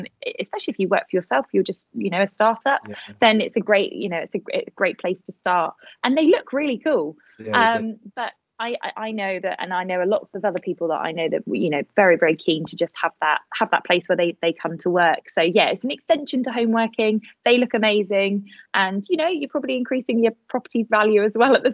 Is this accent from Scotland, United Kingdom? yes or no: no; Bath, South West England, United Kingdom; now in Bournemouth, United Kingdom; I was born in Bath